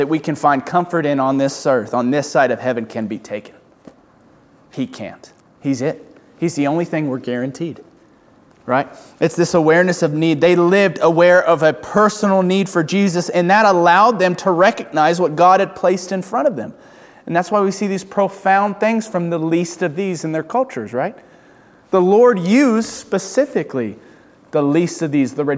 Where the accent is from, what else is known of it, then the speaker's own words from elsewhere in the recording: United States; as American Christians